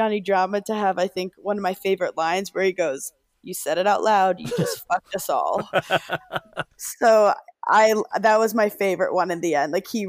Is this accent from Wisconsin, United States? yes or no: no; New York City, New York, United States; I'm from Brooklyn, so I love it.